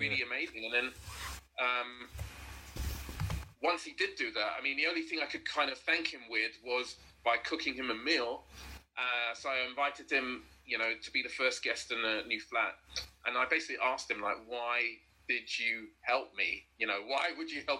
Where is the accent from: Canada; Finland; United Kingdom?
United Kingdom; London; I'm from South London, born and raised